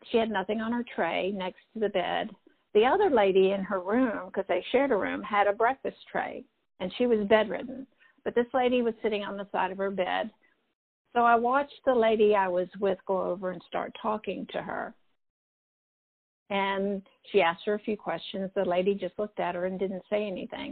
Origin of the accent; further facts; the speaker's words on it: Elon, North Carolina, United States; I grew up in Elon College